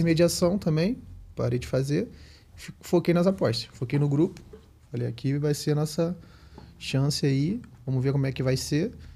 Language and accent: Portuguese; Araruama, Rio de Janeiro, Brazil; clube lá da minha cidade, lá em Araruama, no Rio de Janeiro